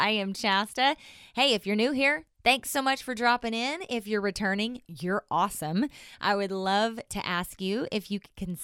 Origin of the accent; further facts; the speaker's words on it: Southern Oklahoma, United States; accent: twang; I'm originally from Southern Oklahoma. I still have a little bit of a twang.